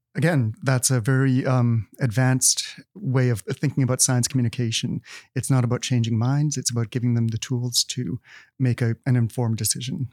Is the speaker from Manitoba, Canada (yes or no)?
yes; Manitoba, Canada; moved away; I'm from Manitoba